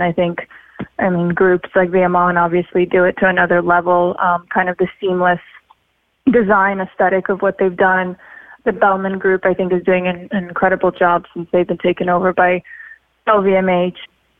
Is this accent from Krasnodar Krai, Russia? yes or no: yes; Sochi, Krasnodar Krai, Russia; also born or lived in Siberia / Florida; now in Los Angeles, United States; I grew up in Sochi in Russia, even though I was born in Siberia. Then I was in Florida and now I spent a lot of time in Los Angeles.